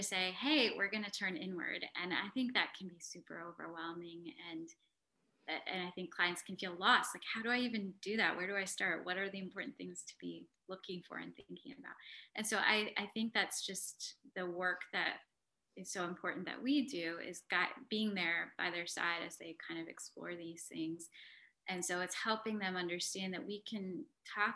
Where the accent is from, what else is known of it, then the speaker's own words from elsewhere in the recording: United States; being South Asian and growing up in America